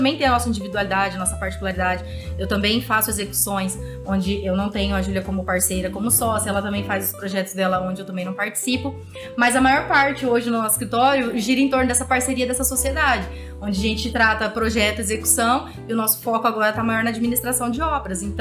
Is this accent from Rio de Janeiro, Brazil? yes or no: no; Cianorte, Paraná, Brazil; moved away as an adult; tenho um escritório de engenharia em Cianorte. E já trabalhei fora, já trabalhei construindo plataforma de petróleo, em outras cidades. Vim para Norte, voltei para minha cidade natal e ancorei